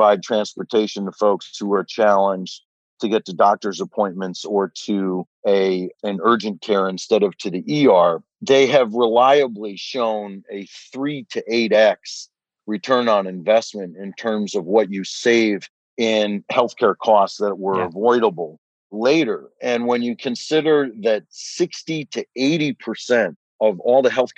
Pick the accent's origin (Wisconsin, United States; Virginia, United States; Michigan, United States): Michigan, United States; Detroit; when I was growing up in Detroit.